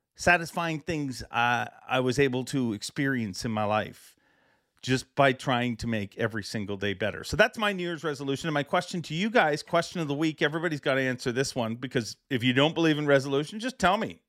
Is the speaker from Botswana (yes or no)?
no; Canada; as a Canadian